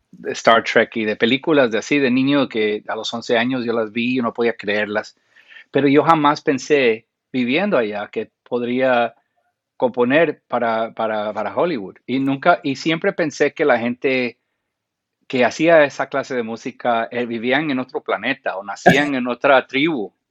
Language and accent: Spanish; Guatemala; also born or lived in Costa Rica / Panama; yo crecí en Centroamérica, en Guatemala, en Costa Rica y en Panamá de niño.